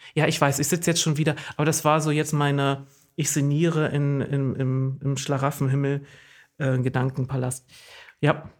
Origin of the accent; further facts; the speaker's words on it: East Germany, Germany; now in Oldenburg, Germany; ich komme ja aus dem Osten